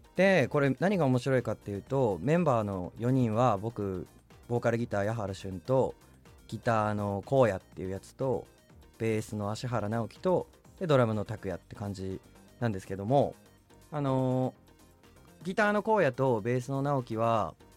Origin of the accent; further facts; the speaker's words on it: Hokkaido, Japan; 北海道民としては